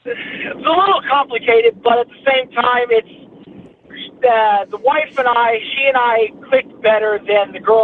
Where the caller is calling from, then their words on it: Marietta, Georgia, United States; Hi, I'm … from Marietta.